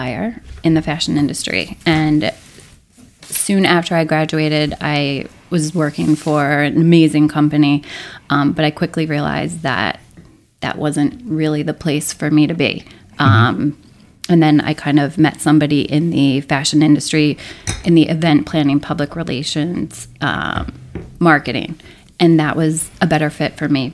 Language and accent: English; Philadelphia, Pennsylvania, United States; moved away as an adult; also born or lived in Myrtle Beach, South Carolina; now in Morristown, United States; I am a New Jersey transplant. I have been here 16 years, but I am from Philadelphia